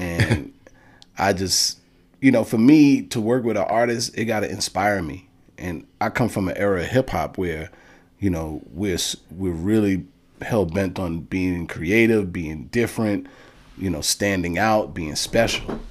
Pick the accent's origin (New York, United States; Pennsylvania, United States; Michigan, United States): New York, United States; New York City; all the way from Bronx, New York